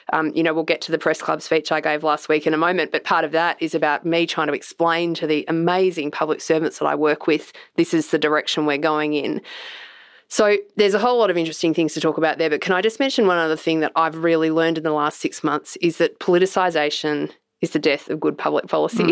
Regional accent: Australia; as an Australian

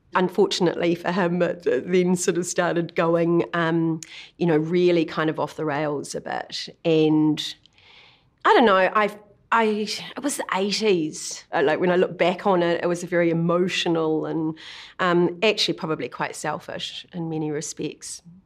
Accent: Kinloch, Waikato, New Zealand; also born or lived in Auckland; we grew up in Kinloch predominantly. Uh, we moved from Auckland to Kinloch when I was about five years old

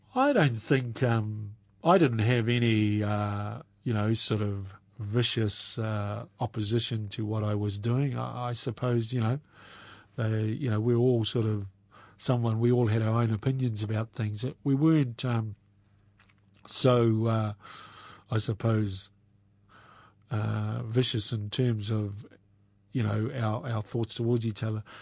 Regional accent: Waipukurau, Hawke's Bay, New Zealand; also born or lived in Auckland; grew up in central Hawke's Bay

